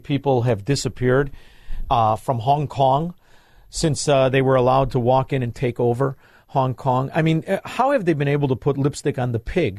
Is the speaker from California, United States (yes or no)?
no; Chicago, Illinois, United States; moved away; I'm originally from Chicago